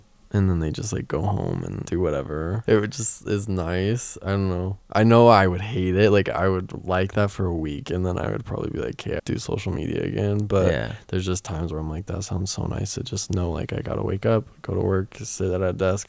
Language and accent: English; Utah, United States; Growing up in Utah